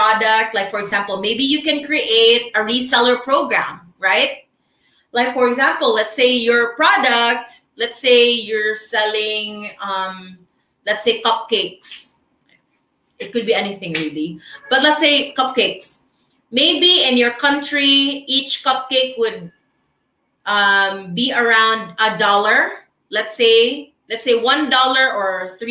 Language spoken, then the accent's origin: English; Philippines; first language Filipino; English is a second language; as a Filipino